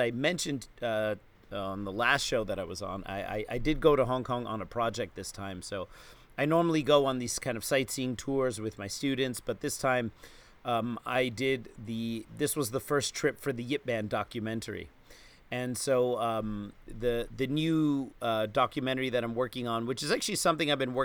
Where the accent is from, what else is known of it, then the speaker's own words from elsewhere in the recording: New York, United States; as a New Yorker